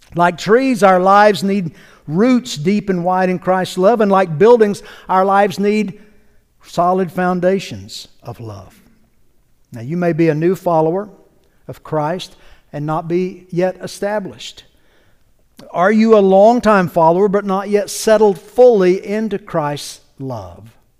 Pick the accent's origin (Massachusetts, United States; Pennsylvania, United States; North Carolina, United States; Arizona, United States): North Carolina, United States; now in Georgia, United States; I grew up in North Carolina, just across the Georgia border there